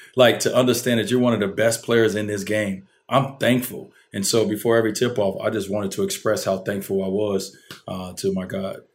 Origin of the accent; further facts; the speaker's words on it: Chicago, Illinois, United States; the complex, uh, that I grew up in on Fifty Ninth and, and Prairie